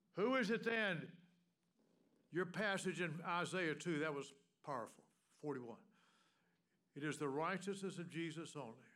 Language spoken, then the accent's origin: English; the South, United States; moved away; Anybody else here from the South besides me and my wife?